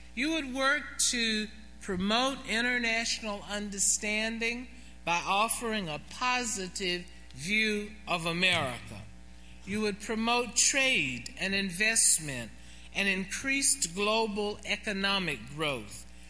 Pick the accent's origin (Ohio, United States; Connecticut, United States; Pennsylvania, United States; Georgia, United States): Georgia, United States; Atlanta; my hometown in Atlanta